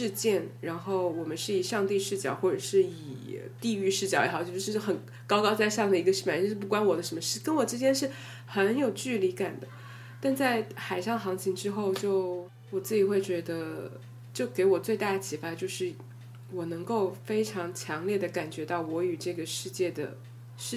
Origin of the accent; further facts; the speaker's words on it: Sichuan, China; accent: Sichuanese; first language Sichuanese; 他就叫我们每个人用自己的母语来 hip hop 一段。然后我们最后就玩的超开心，到笑死了。你可以想象吗？我当时我决定我用四川话来 hip hop